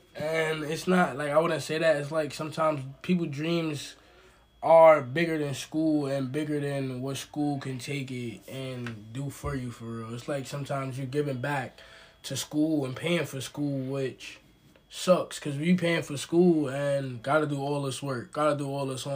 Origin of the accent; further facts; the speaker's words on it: New York City, New York, United States; I'm from Brooklyn, New York, which I would say again, I'm from a hood where people are struggling still